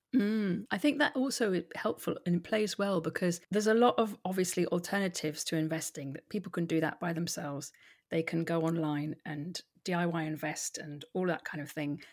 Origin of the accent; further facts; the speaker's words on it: Hampshire, South East England, United Kingdom; moved away as an adult; also born or lived in London; now in Edinburgh, United Kingdom; I'm originally from Hampshire